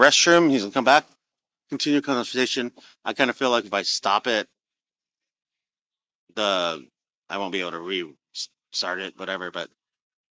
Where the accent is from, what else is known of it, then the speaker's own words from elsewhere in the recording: Arizona, United States; I'm from Arizona, so I know the Flagstaff area.